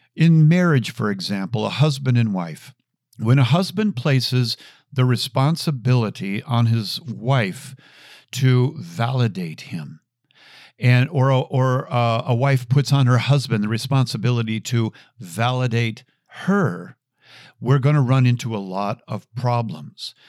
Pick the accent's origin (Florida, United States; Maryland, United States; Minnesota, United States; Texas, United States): Minnesota, United States; Chanhassen; I grew up with Prince. Uh, I am from Chanhassen, Minnesota.